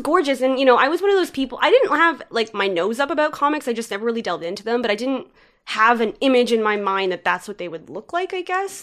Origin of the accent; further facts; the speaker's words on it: Richmond Hill, Ontario, Canada; moved away as an adult; now in Toronto, Canada; I grew up in Richmond Hill, just north of the city of Toronto, so close